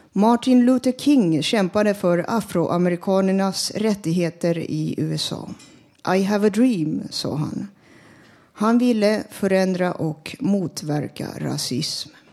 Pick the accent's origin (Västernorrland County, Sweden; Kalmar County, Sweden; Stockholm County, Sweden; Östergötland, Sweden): Stockholm County, Sweden; Stockholm; also born or lived in Finland; Jag och mina klasskamrater gick i en finskspråkig klass i Stockholm